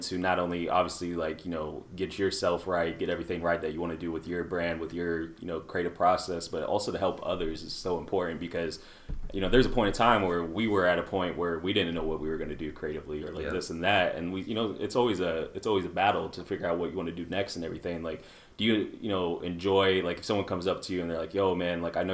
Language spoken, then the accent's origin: English; Des Moines, Iowa, United States; growing up in Des Moines and on the South side